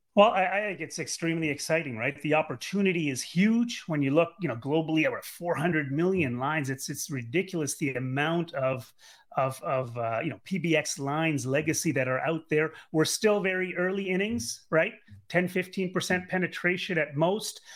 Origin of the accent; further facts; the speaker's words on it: Canada; I'm Canadian. Uh, grew up in Canada and went to university, University of Ottawa